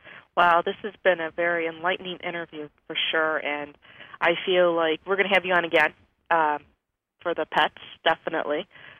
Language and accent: English; Buffalo, New York, United States; I'm from Buffalo, so I'm on the other end of the state.